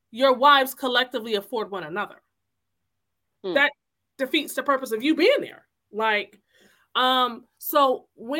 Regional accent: Connecticut, United States; I'm from here. I was born in Connecticut

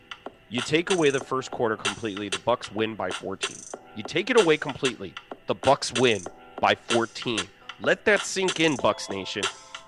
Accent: Tampa, Florida, United States; it's in my hometown, bro. I'm 30 minutes away from the stadium right now

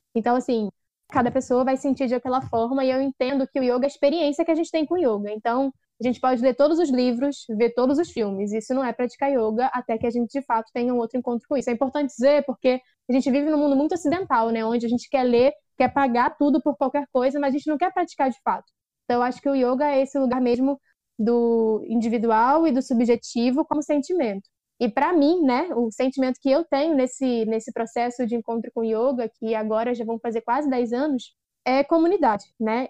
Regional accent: Duque de Caxias, Rio de Janeiro, Brazil; Sou uma jovem negra de Duque de Caxias

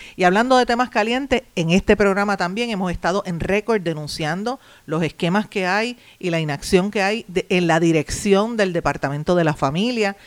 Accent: Puerto Rico

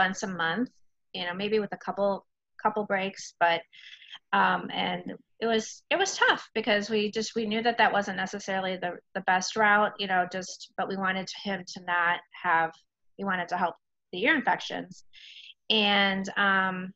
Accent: Chicago, Illinois, United States; moved away as an adult; now in Merrimac, United States; I am originally from the Chicago area

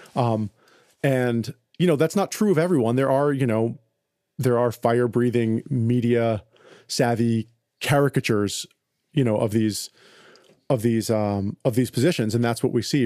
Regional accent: United States; I'm an American. I live in a materialistic culture

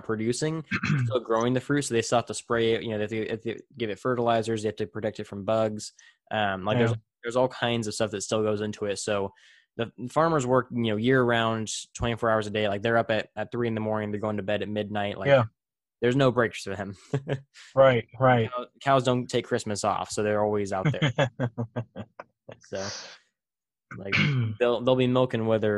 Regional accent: Tulare, California, United States; my hometown of Tulare

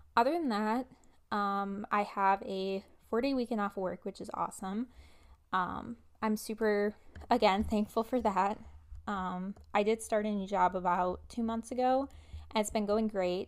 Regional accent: Wisconsin, United States; I am based in Wisconsin, so I went to college in my home state

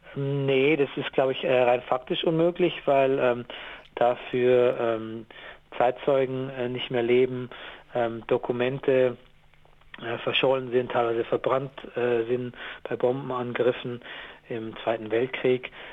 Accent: Gäuboden area, Lower Bavaria, Germany; ich komme ja aus Niederbayern, so Gäubodenbereich

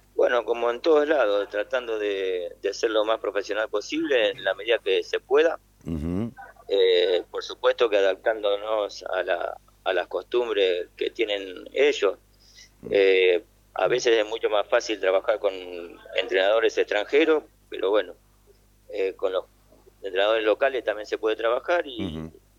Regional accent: Argentina; moved away as an adult; now in Bangladesh; estoy muy orgulloso de ser argentino

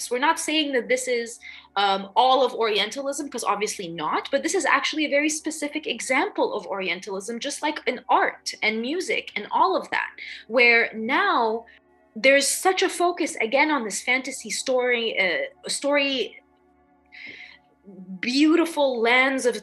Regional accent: Dubai, United Arab Emirates; You know, I grew up in Dubai, and even then, I knew I was an outsider because I'm Lebanese, I'm Egyptian, I'm there as an expat.

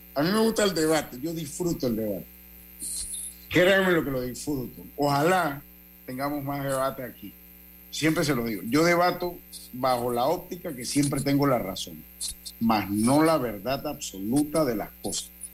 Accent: Panama

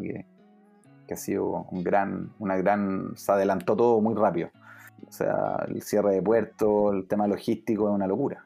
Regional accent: Temuco, Araucanía, Chile; moved away as an adult; also born or lived in Santiago, Chile; now in United States; Yo soy de, Santiago, pero crecí en Temuco

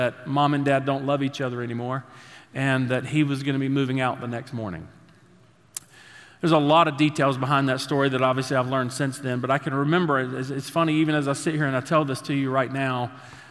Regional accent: Statesville, North Carolina, United States; we grew up there in Statesville.

